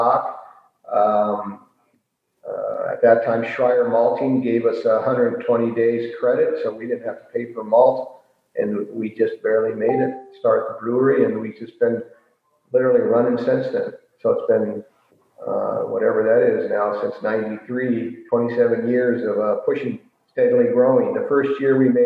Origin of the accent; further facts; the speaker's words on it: San Francisco, California, United States; moved away as an adult; now in Wisconsin, United States; I'm originally from San Francisco.